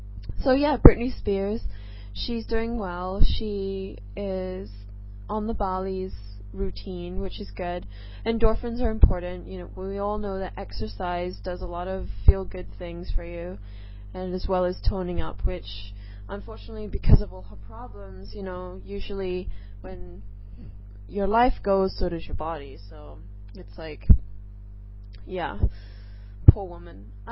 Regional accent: England, United Kingdom; now in Singapore; Anyways, basically, I live in Singapore. I am originally from England, but I totally don't sound British. I know I don't have that cute English accent that, you know, I once did.

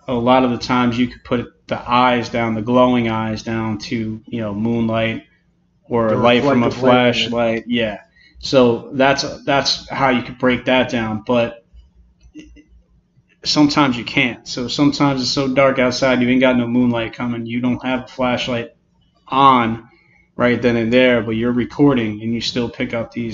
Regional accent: New Jersey, United States; we're both from New Jersey

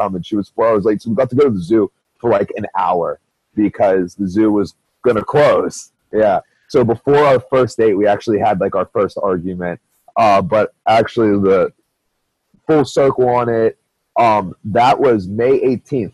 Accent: Pittsburgh, Pennsylvania, United States; I'm from Pittsburgh

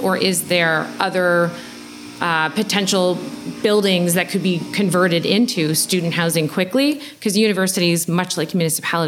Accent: Oshawa, Ontario, Canada; I'm from Oshawa

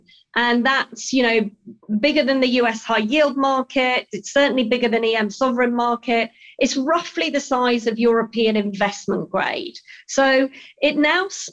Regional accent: Yorkshire and the Humber, United Kingdom; I grew up in Yorkshire in England. So I'm British through and through.

